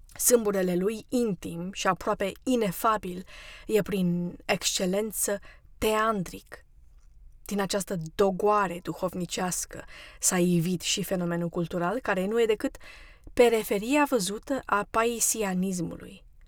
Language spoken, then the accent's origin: Romanian; Romania; now in United States; Eu am fost născută ortodoxă, pentru că sunt româncă